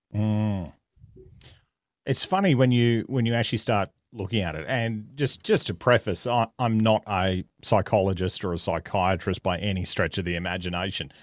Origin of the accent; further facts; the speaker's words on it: Australia; accent: Australian; I am Australian, if the accent didn't give it away